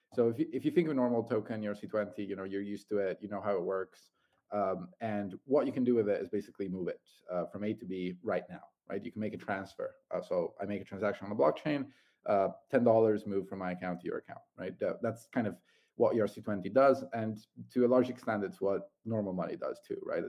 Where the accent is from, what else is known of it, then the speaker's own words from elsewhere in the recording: Italy; moved away as an adult; I'm uh, originally Italian